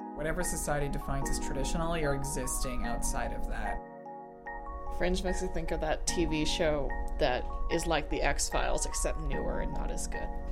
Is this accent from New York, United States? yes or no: no; West Kentucky, United States; now in Bloomington, United States; Went to Catholic school with a bunch of white kids from West Kentucky.